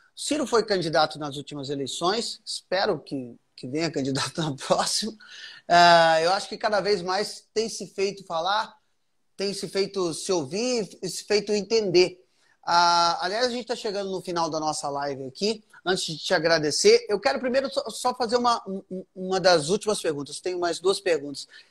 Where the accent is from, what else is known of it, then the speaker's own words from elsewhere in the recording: Brazil; A gente é brasileiro